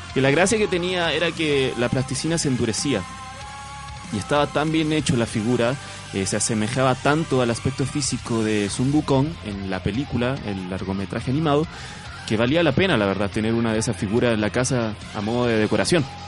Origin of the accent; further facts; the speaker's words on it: Canton province, Guangdong, China; now in Chile; yo recuerdo en mi infancia, que como sabrán, yo vengo de China, en la provincia de Cantón